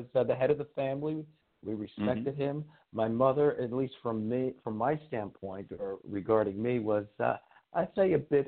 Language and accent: English; New York City, New York, United States; I was born and raised in Staten Island, New York